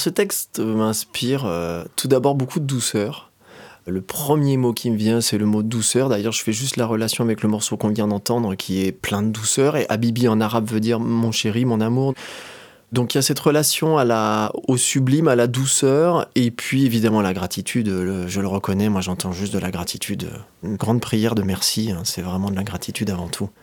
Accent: Doussard, Auvergne-Rhône-Alpes, France; also born or lived in Annecy; je suis originaire d'Annecy, j'ai grandi à Doussard

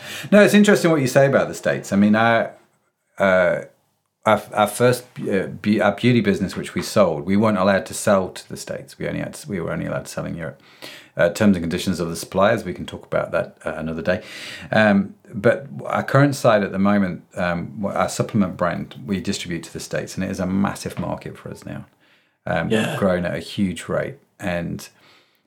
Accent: Derby, East Midlands, United Kingdom; moved away; I'm a boy from Derby

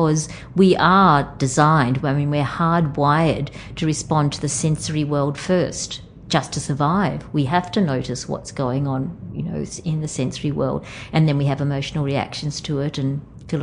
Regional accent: Wellington, New South Wales, Australia; born or raised there; moved away

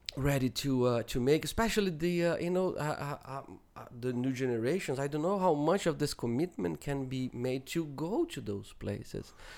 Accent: Brazil; moved away; even growing up in Brazil

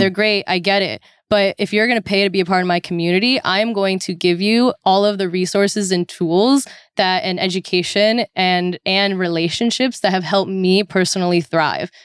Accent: Orange County, California, United States; I am originally from Orange County, California

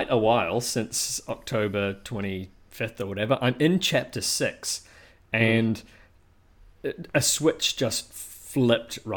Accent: New Zealand; you'd like to introduce me as the Kiwi

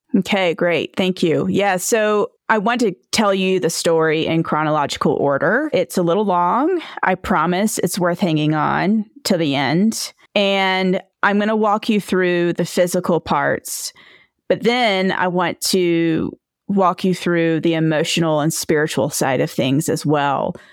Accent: Edenton, North Carolina, United States; now in Victor, Idaho, United States; I am originally from Edenton, North Carolina. It's near the Outer Banks of North Carolina

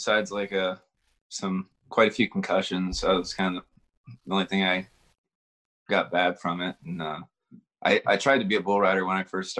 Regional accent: Baltimore, Maryland, United States; Baltimore, Maryland.

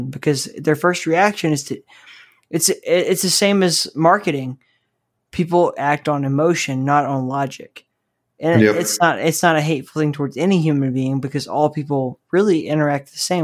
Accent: Southeast United States, United States; I grew up in the Southeast United States

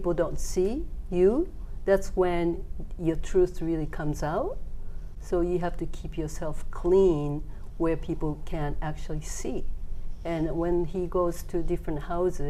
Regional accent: Kagoshima, Japan; I was born in Kagoshima, down in Kagoshima

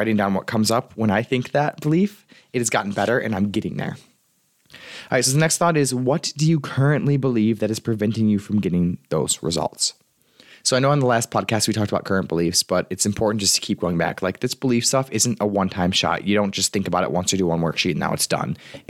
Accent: Michigan, United States; I'm from Michigan.

